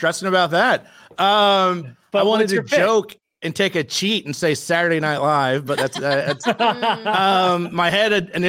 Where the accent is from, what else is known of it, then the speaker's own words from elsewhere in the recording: Georgia, United States; I'm from Georgia. I get it.